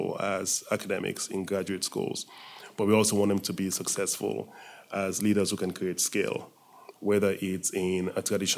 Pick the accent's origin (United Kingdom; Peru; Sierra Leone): Sierra Leone; moved away as an adult; also born or lived in Atlanta, Georgia, United States / United States; I was born in Sierra Leone and left Sierra Leone in the early 70s to go to school in the U.S.